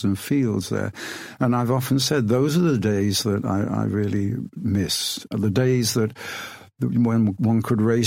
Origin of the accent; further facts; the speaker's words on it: Rothwell, East Midlands, United Kingdom; I grew up in a small town called Rothwell, which is in Northamptonshire